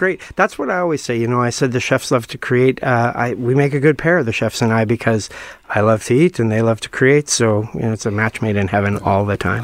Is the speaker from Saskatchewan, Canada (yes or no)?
yes; Saskatchewan, Canada; now in Manitoba, Canada; I'm from Saskatchewan